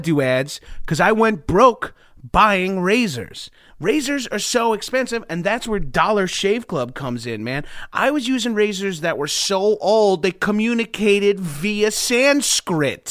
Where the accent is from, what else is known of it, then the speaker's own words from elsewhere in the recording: Freeport, New York, United States; also born or lived in Bellmore, New York; I was born in Freeport. My parents both went to Freeport High School. That's where they